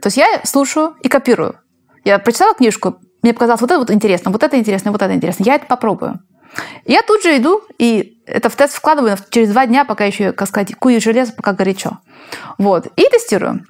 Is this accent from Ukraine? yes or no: no; Spain; now in Silicon Valley, United States; я из Испании